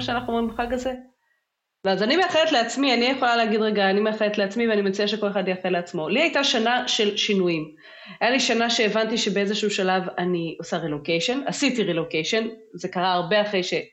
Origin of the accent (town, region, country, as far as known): Israel